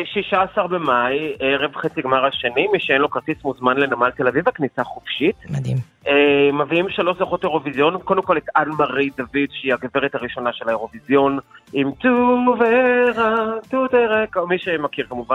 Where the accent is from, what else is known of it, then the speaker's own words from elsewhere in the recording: Israel; אנחנו כישראלים